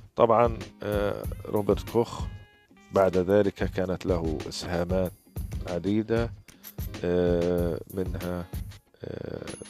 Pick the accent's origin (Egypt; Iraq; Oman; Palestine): Palestine; Gaza, Gaza Strip; من فلسطين غزة